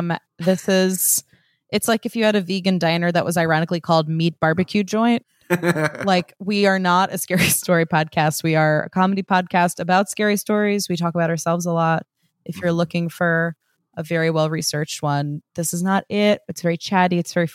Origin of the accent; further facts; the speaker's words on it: Brazil; English is a second language; because being born and raised in Brazil, I've never had any contact with the books.